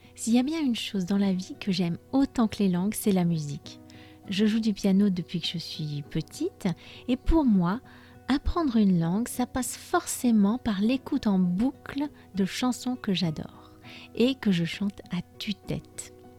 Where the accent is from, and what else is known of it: France